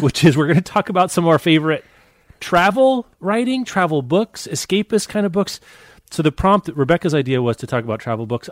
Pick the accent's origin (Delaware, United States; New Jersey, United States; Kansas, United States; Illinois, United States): Kansas, United States; Lawrence; my hometown of Lawrence, Kansas